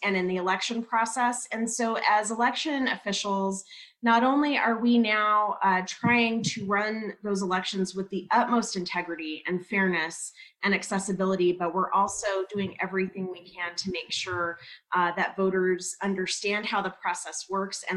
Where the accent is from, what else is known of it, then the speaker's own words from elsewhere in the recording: Albuquerque, New Mexico, United States; I moved to New Mexico, to Albuquerque, when I was about 3 years old and grew up there, went to public school, APS public schools, graduated from Highland High School